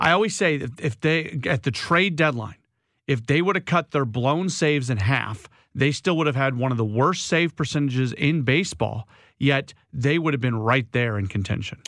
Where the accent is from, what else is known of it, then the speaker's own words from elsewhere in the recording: St. Louis, Missouri, United States; I grew up in Saint Louis